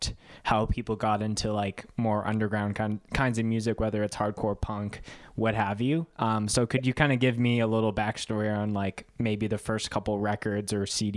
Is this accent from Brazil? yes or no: no; Winnipeg, Manitoba, Canada; growing up in Winnipeg